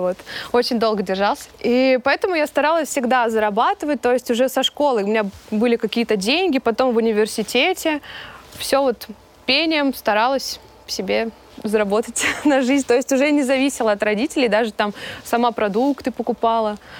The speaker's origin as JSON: {"language": "Russian", "town": "Kemerovo", "region": "Kemerovo Oblast", "country": "Russia", "tie": "born or raised there", "said": "я родом, а, из Сибири, из Кемерово"}